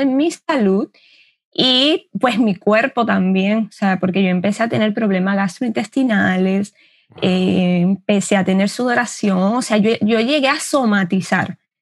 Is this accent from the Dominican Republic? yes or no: yes; Dominican Republic; Yo soy dominicana